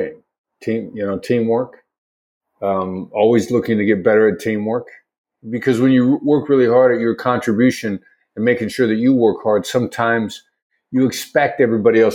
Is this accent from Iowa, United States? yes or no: yes; Mount Pleasant, Iowa, United States; I grew up in the Midwest, small town in the Midwest, son of Richard and Joyce, Mount Pleasant, Iowa.